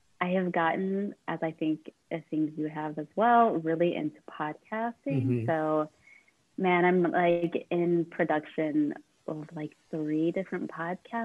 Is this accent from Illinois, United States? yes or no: yes; Chicago, Illinois, United States; moved away as an adult; now in Baltimore, United States; I'm from the Chicago area, and I moved to Baltimore to teach at CCBC